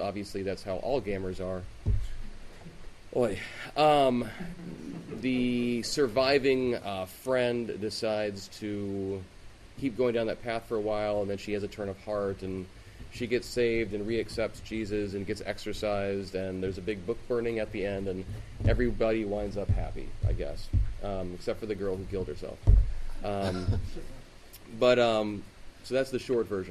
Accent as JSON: {"language": "English", "town": "Seattle", "region": "Washington", "country": "United States", "tie": "born or raised there", "said": "growing up in the Seattle area"}